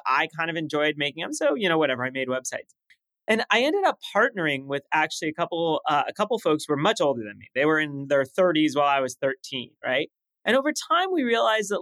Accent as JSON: {"language": "English", "town": "Los Angeles", "region": "California", "country": "United States", "tie": "born or raised there", "also_born_or_lived": "Paris, France", "first_language": "French", "second_language": "English", "said": "I'm growing up in Los Angeles with this like thick French accent"}